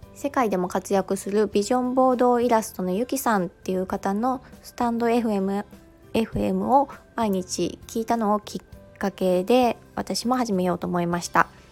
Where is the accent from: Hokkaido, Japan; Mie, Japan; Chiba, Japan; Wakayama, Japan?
Mie, Japan; 三重県出身